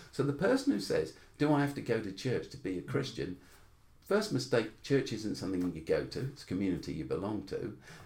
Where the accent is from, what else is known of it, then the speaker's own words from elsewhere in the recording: London, United Kingdom; when I was growing up in South London, I was called a half caste the whole time.